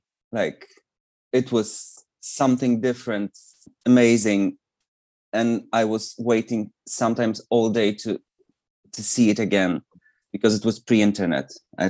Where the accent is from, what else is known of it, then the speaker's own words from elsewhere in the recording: Poland; English is a second language; when I was a teenager, I was kind of aware of her existence around Spinning Around era, because it was a really popular song here